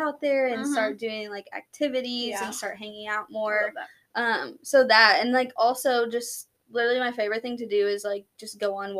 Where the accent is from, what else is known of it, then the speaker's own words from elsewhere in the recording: Louisville, Kentucky, United States; I grew up here in Louisville, and a little bit outside of Louisville, but I'm 27 years old. I just turned 27